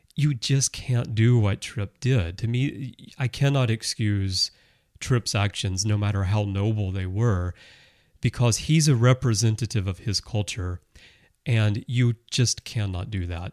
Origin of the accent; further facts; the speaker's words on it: United States; moved away as an adult; also born or lived in Russia; now in Japan; I, I'm American, I grew up in America, but I've lived in Russia, I live in Japan now, I've lived here